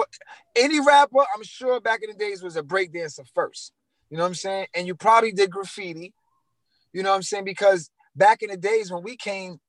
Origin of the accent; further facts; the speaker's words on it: New York City, New York, United States; also born or lived in Queens; I'm from Brooklyn, too